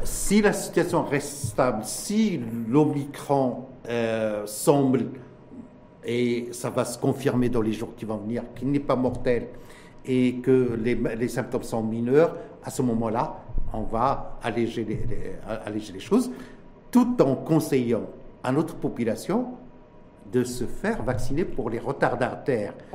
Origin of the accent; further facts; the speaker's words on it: Morocco; chez nous, au Maroc